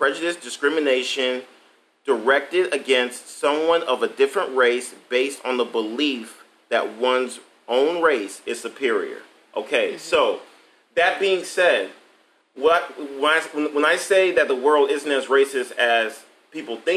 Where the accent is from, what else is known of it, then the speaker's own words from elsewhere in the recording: Atlanta, Georgia, United States; now in Ohio, United States; I'm from Atlanta, Georgia.